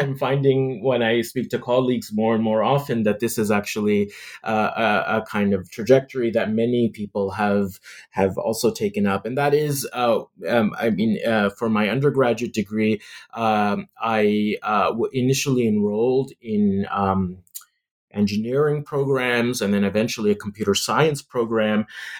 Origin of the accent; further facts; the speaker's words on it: Canada; It has a lot to do with being a Muslim in the West, in growing up in Canada, a Muslim minority.